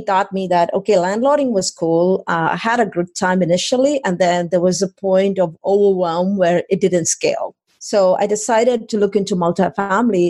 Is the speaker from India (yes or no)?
yes; India; moved away as an adult; also born or lived in College Station, Texas; now in Austin, United States; I came from India 23 years ago now